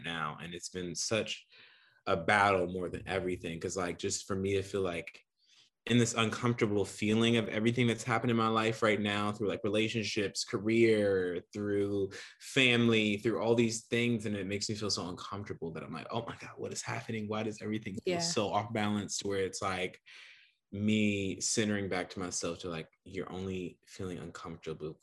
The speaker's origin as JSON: {"language": "English", "town": "Toledo", "region": "Ohio", "country": "United States", "also_born_or_lived": "United Kingdom", "moved": "as an adult", "lives_now": "New York, United States", "said": "I'm from Toledo, Ohio"}